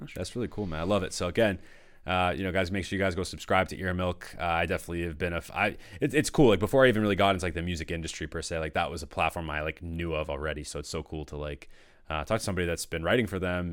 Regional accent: North Shore of Massachusetts, United States; I grew up in Massachusetts my whole life

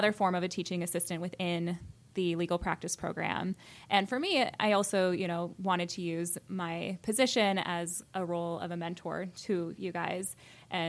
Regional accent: Champaign, Illinois, United States; moved away as an adult; also born or lived in Indiana / Chicago, Illinois; now in Williamsburg, Virginia, United States; I'm originally from Champaign, Illinois

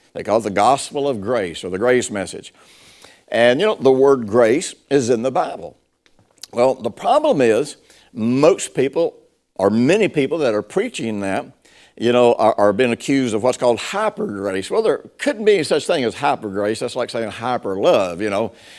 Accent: Tennessee, United States; I grew up in Tennessee and, uh, in the fifties and sixties.

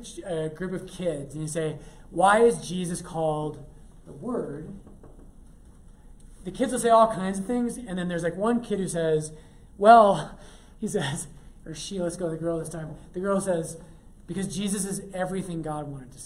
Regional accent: Ireland; I'm Irish

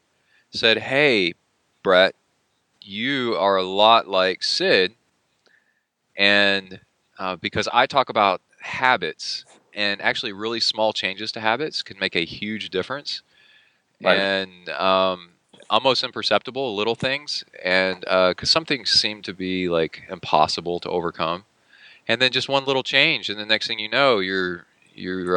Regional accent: Houston, Texas, United States; moved away; I grew up in Bear Branch.

